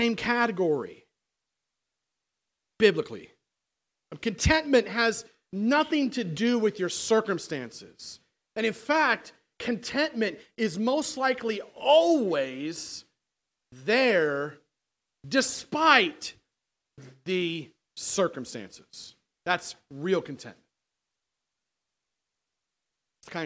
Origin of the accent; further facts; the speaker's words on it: United States; I'm American as you are.